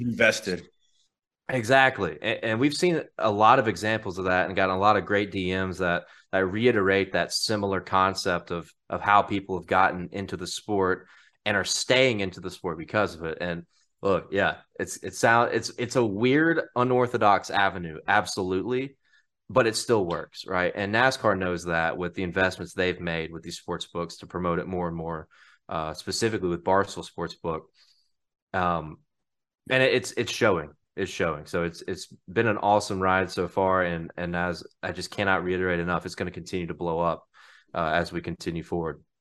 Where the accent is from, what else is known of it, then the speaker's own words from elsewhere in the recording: Mississippi, United States; I'm from Mississippi